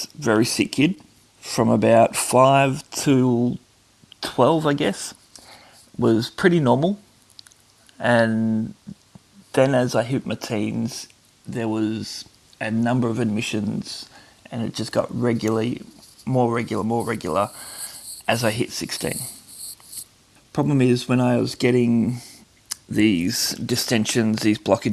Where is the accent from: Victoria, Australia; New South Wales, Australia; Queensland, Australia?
Victoria, Australia; Traralgon; I was born in Traralgon, Victoria